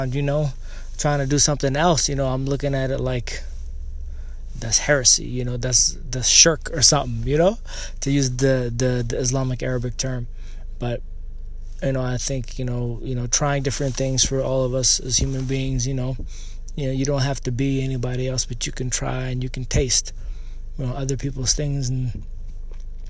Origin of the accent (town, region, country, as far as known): Canada; born or raised there; also born or lived in Eritrea